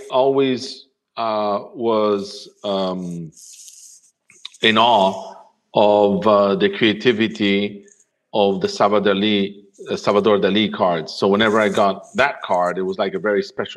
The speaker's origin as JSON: {"language": "English", "town": "Rome", "region": "Lazio", "country": "Italy", "tie": "born or raised there", "said": "in Rome, in the house we grew up in Rome"}